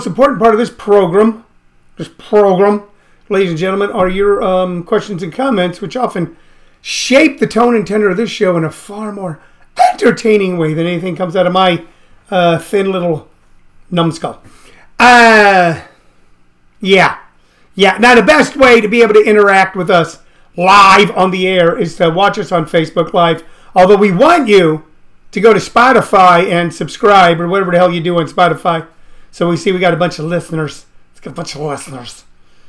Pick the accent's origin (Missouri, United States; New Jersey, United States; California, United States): Missouri, United States; moved away; I grew up in Missouri. I grew up in the inner city as a kid